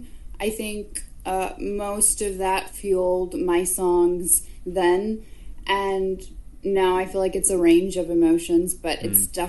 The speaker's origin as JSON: {"language": "English", "region": "the South", "country": "United States", "also_born_or_lived": "Nashville", "said": "I'm more of a Southern girl"}